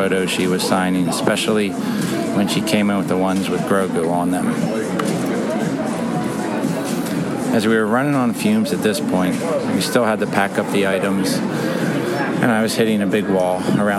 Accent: Philadelphia, Pennsylvania, United States; growing up in Philadelphia

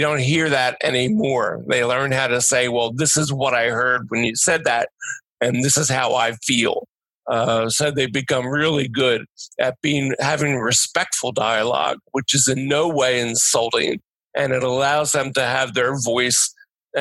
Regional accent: Delaware County, Pennsylvania, United States; I'm from Delaware County

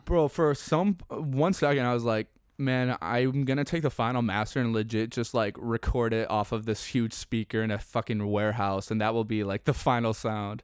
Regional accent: Chicago, Illinois, United States; I'm from Chicago

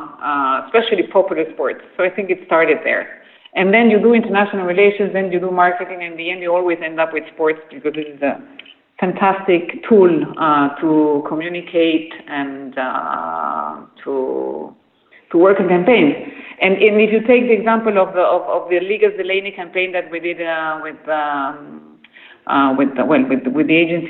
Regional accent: Peru; English is a second language; And then I was raised in Peru. I am Dutch.

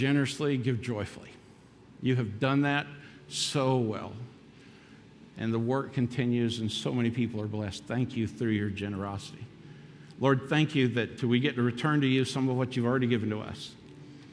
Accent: Daytona Beach, Florida, United States; also born or lived in North Kingstown, Rhode Island; I grew up in a church in North Kingstown, Rhode Island, and then we moved back to my hometown, Daytona Beach, Florida

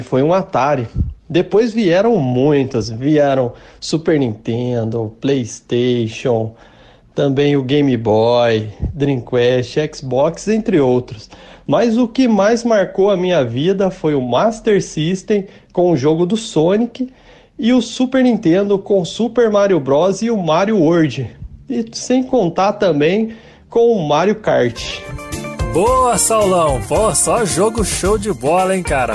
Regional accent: Guaratinguetá, São Paulo, Brazil; sou de Guaratinguetá

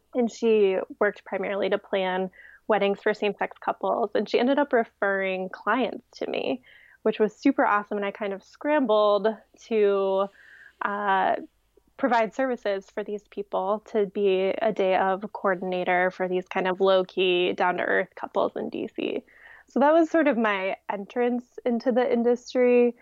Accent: Ohio, United States; also born or lived in Colorado / Washington, D.C.; now in Virginia, United States; I'm from Ohio

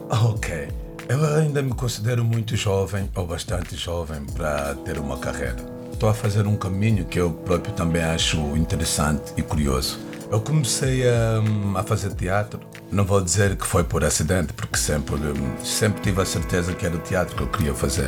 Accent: Angola; now in Lisbon, Portugal; sou angolano, eh, vivo cá há algum tempo, sinto-me mais do que português, sinto-me lisboeta

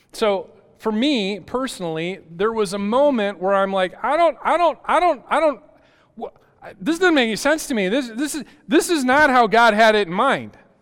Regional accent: West Michigan, United States; I grew up in West Michigan

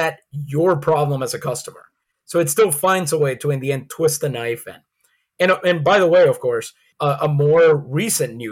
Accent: San Juan, Puerto Rico; now in United States; I grew up in San Juan, Puerto Rico.

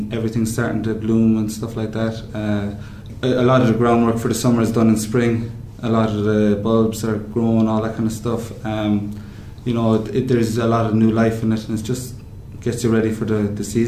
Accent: Cobh, Munster, Ireland; also born or lived in France / Maine, United States; I'm from Cork, Cove, by the sea, the fish

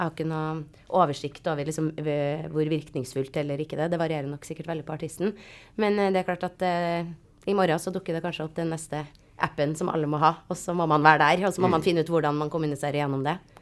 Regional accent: Trondheim, Trøndelag, Norway; jeg er jo også fra Trondheim

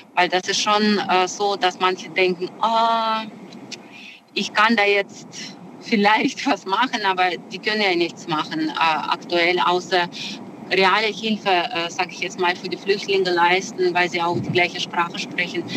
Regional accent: Russia; now in Germany; ich bin selber Russin äh, von meinem Ursprung

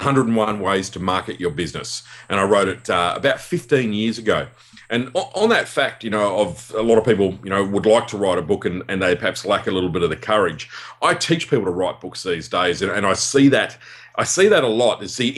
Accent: Perth, Western Australia, Australia; accent: West Australian; we're both from Perth

